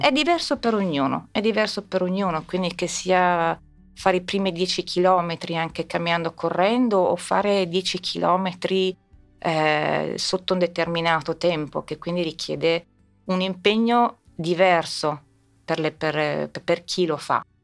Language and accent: Italian; Rome, Lazio, Italy; now in Milan, Italy; ho fatto a Roma? Ho fatto, avendo la nonna americana, ho fatto la scuola americana